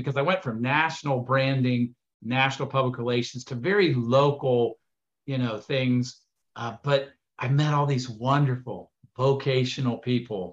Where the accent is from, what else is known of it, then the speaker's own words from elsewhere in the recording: Columbus, Ohio, United States; moved away as an adult; now in Chicago, United States; I'm from Columbus, Ohio, and born and raised there, youngest of six kids